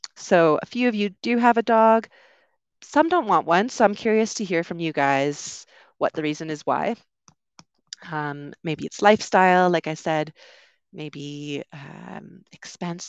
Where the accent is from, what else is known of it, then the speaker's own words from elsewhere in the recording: Canada; moved away as an adult; also born or lived in United Kingdom; I'm originally from Canada, also lived in the U K for a while